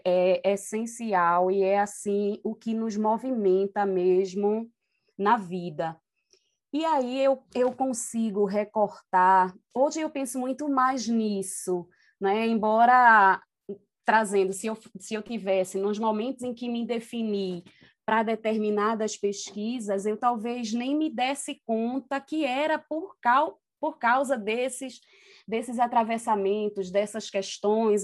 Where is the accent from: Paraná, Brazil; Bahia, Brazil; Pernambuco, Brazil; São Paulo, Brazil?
Pernambuco, Brazil; Recife; eu nasci é, no Alto José do Pinho e cresci numa comunidade é, na Tamarineira. Isso zona norte do Recife